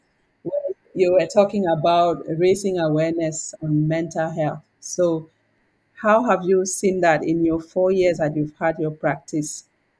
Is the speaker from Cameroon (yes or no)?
yes; Cameroon; moved away as an adult; now in Canada; They're growing up in Canada. I grew up in Cameroon.